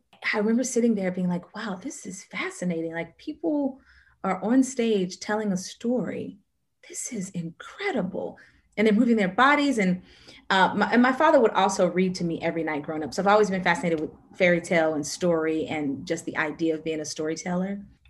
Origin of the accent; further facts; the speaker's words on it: Nashville, Tennessee, United States; Nashville, Tennessee.